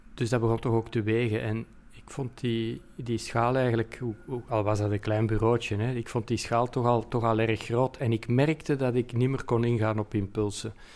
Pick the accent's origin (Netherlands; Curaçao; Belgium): Belgium; Antwerp, Flanders; hier in, in, in Mortsel en Kontig en Deurne en Borgerhout. Dus de randgebied is van Antwerpen